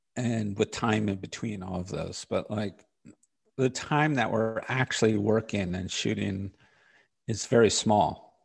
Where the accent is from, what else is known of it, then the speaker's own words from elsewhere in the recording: New York City, New York, United States; I grew up in Park Slope in Brooklyn.